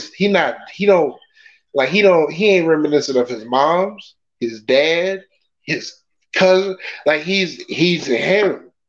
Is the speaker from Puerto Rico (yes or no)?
yes; Puerto Rico; Yeah, it's like where I'm from Puerto Rico, right?